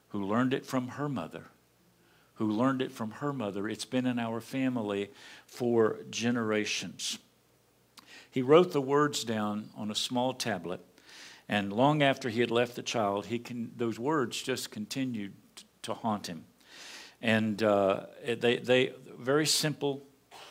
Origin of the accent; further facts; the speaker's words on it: Appalachian Mountains, United States; Barbara and I hail from the Appalachian Mountains. We're hillbillies. We grew up in those hills.